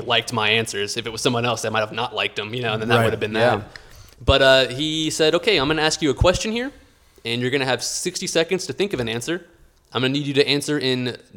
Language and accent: English; Houston, Texas, United States; growing up in Houston as an engineer